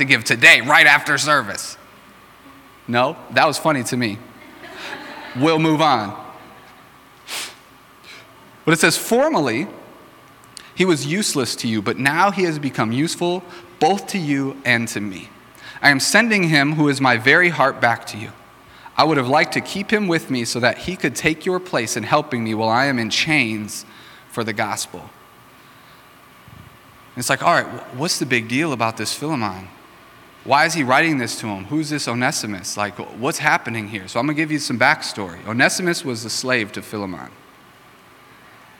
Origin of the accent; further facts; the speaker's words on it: Racine, Wisconsin, United States; I grew up in Racine